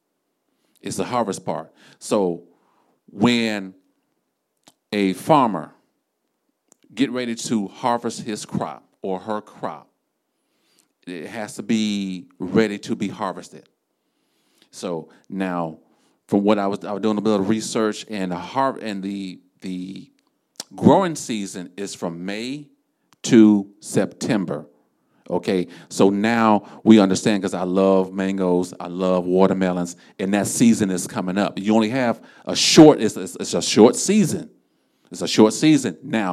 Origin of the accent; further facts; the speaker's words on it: Florida, United States; We're from South Florida, so usually this time of the year, I'll be looking for them.